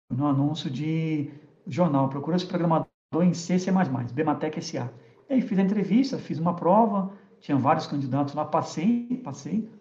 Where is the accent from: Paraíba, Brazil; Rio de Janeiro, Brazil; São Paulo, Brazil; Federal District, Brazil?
Rio de Janeiro, Brazil; moved away; also born or lived in Curitiba; eu sou carioca, sou do Rio de Janeiro